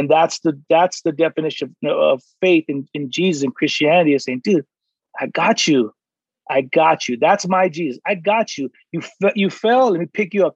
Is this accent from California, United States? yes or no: yes; San Diego, California, United States; I'm from San Diego